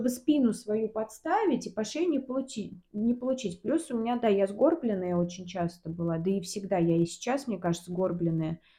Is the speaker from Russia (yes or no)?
yes; Volga region, Russia; но я волжанка еще. Я волжанка. Мы, ну я... да